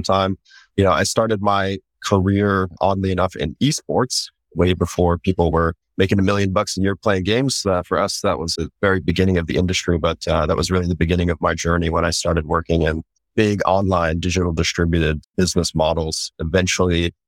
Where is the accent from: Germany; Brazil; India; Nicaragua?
Germany; Central Germany; moved away; also born or lived in Japan; I was born in Japan and then grew up in Germany